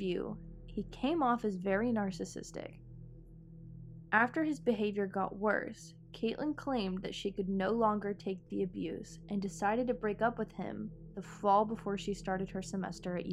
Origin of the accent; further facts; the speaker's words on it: Texas, United States; here in my home state of Texas